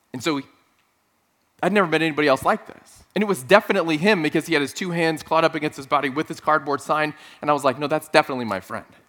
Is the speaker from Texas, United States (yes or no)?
yes; South Texas, United States; moved away; Growing up in South Texas